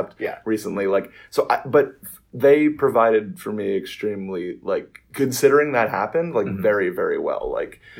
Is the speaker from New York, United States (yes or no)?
yes; New York City, New York, United States; I was raised in Sheepshead Bay, Brooklyn, and now, when I was 8 years old, my family moved to Marine Park, and that is the family home.